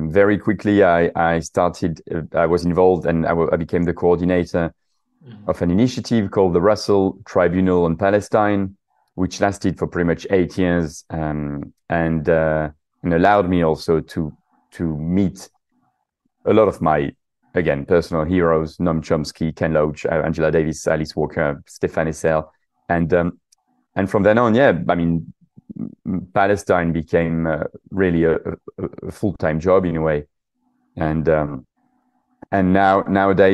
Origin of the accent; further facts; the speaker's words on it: southern France, France; English is a second language; moved away as an adult; also born or lived in Paris / London; I'm actually French. You probably noticed from my accent, from the south of France, but I moved to London when I was 20 years old for work